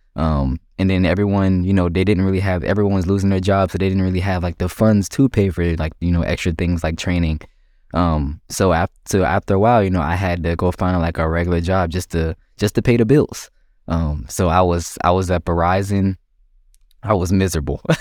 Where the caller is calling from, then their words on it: Myrtle Beach, South Carolina, United States; I'm calling from Myrtle Beach, um, and located in South Carolina